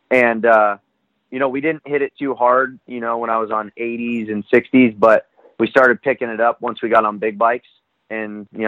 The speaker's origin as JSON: {"language": "English", "town": "Corona", "region": "California", "country": "United States", "said": "from Southern California, Corona to be exact."}